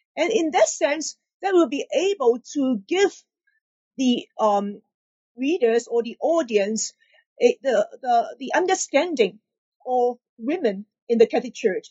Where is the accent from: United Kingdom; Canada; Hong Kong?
Hong Kong; also born or lived in Honolulu, Hawaii; I'm born and raised in Hong Kong